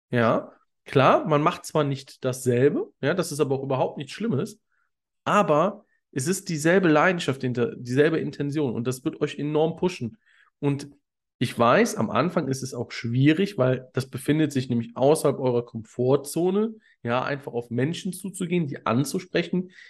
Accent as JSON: {"language": "German", "town": "Cologne", "region": "North Rhine-Westphalia", "country": "Germany", "said": "Ich komme ursprünglich aus Köln"}